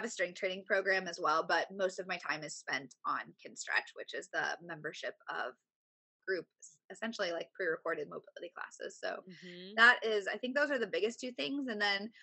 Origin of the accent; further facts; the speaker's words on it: Indiana, United States; now in Tampa, United States; I've only been here 7, cause I'm from the Midwest. I'm from Indiana.